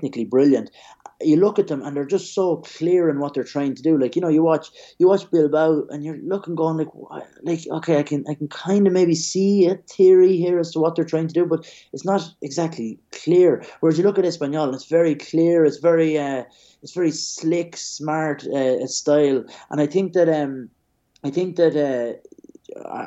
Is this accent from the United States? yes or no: no; Ireland; moved away as an adult; now in Madrid, Spain; for us as kids growing up in Ireland, we'd follow the Premier League